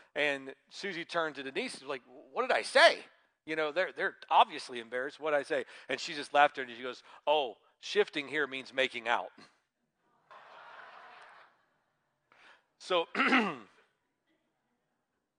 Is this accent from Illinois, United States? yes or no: no; Georgia, United States; moved away; when I was growing up in Georgia